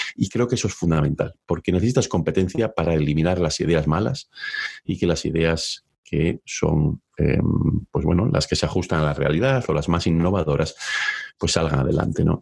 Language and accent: Spanish; León, Castile and León, Spain; moved away as an adult; also born or lived in Oviedo, Spain; now in United States; Yo originalmente nací en León, es cierto que soy medio asturiano y estudié la carrera económicas en la Universidad de Oviedo.